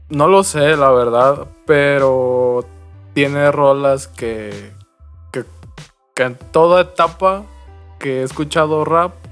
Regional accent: Mexico; Como buen mexicano, ¿no?

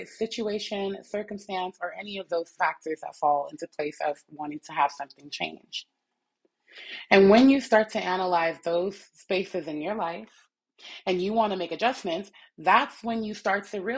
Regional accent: Jamaica; I'm Jamaican.

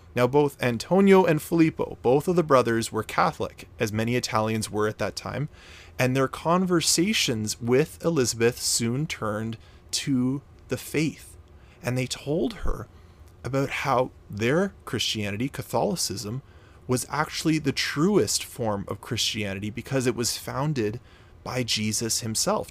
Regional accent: Canada; I'm actually Canadian. I'm from Canada

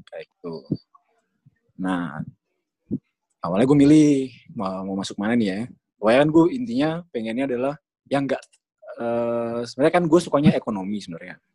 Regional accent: East Java, Indonesia; karena kan gue emang asli dari dari Jawa Timur jadi yang terkenal kan ITS sama UNER.

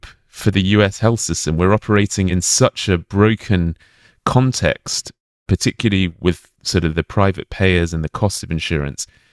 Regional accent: United Kingdom; moved away as an adult; now in United States; I'm a Brit. I have been living in the US for 5 years

